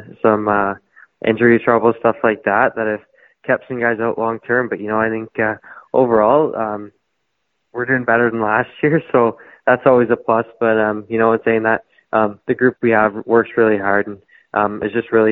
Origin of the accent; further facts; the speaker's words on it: Toronto, Ontario, Canada; I'm from Toronto, Ontario. I've lived there my whole life.